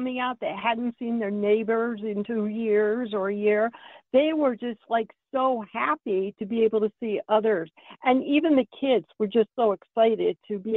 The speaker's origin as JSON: {"language": "English", "region": "Ohio", "country": "United States", "tie": "born or raised there", "moved": "yes", "said": "growing up in Ohio"}